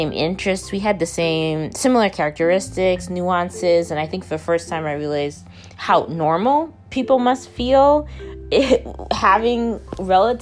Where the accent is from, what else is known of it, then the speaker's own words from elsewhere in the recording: Dallas, Texas, United States; I was born in Dallas, Texas in the late 1980s